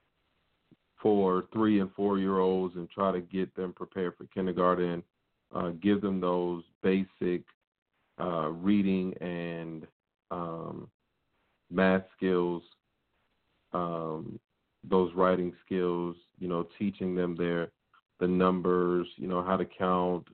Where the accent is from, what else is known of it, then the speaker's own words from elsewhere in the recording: Virginia Beach, Virginia, United States; That was down in my hometown, Tammy. That was down at Virginia Beach